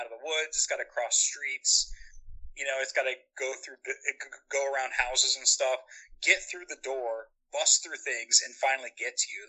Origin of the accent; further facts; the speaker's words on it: Indiana, United States; Because we're from Indiana.